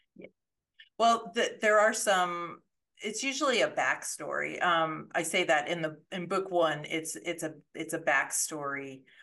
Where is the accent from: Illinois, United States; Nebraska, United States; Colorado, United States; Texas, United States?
Colorado, United States; moved away as an adult; I grew up in Colorado